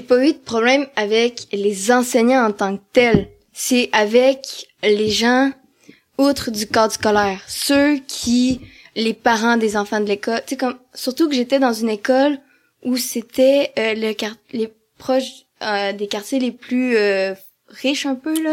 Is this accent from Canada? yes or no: yes; Amos, Quebec, Canada; also born or lived in Val-d'Or; now in Rouyn-Noranda, Canada; je suis née à Amos, c'est quand même une petite ville